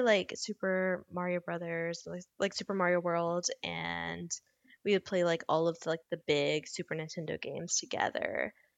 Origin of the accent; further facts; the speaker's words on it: Louisiana, United States; a kid growing up in Louisiana